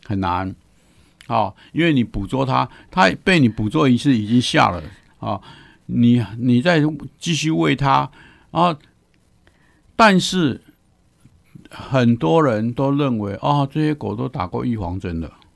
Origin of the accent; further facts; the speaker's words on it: Taiwan; 我们台湾人